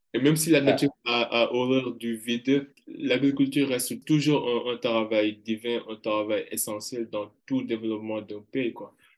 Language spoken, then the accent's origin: French; Kaolack, Senegal; je suis originaire de Karolak